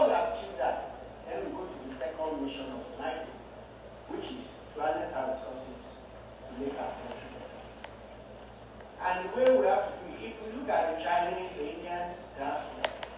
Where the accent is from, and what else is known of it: Nigeria; now in United States